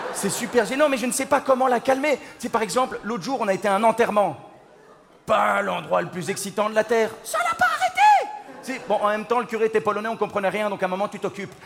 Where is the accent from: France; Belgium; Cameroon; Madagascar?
Belgium; je viens de Belgique. Je viens de Belgique